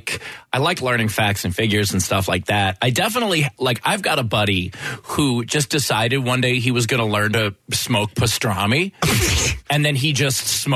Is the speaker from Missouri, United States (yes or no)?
no; Queens, New York, United States; accent: Brooklyn; Okay, so when I was 12, I used to have a Brooklyn accent. Both my parents are from Brooklyn. I grew up in Queens.